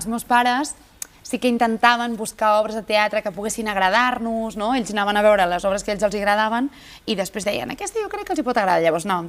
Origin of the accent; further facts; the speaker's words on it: Badalona, Catalonia, Spain; és casa meva, perquè jo sóc de Badalona